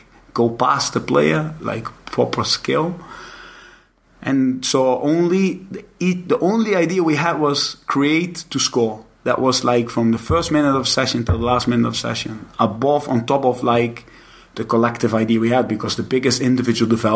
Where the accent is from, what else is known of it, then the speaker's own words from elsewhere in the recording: Netherlands; moved away as an adult; I come from Holland